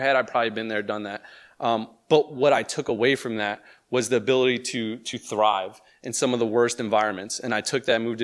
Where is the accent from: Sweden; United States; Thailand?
United States; Elizabeth, New Jersey; I grew up in New Jersey, right across the river, born and raised in Elizabeth, New Jersey